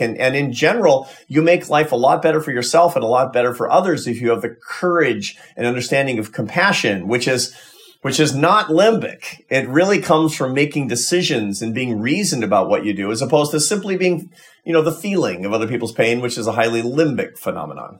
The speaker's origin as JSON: {"language": "English", "country": "United States", "said": "as an American"}